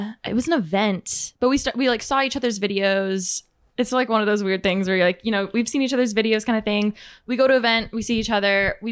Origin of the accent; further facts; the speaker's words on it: Moreno Valley, California, United States; Moreno Valley, California.